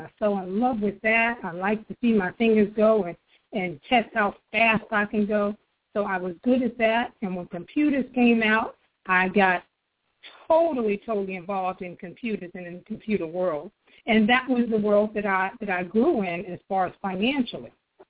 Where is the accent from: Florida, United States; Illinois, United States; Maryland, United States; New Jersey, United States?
Maryland, United States; also born or lived in Harlem, New York; I like to tell people that I was born and raised in New York, but I grew up in the DMZ, in D.C., Maryland, Virginia, and particularly